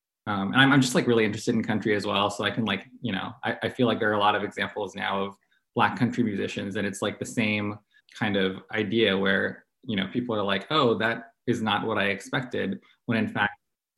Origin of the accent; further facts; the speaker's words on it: San Francisco, California, United States; now in Atlanta, United States; No, what drew me to this scene was I moved to Atlanta from San Francisco.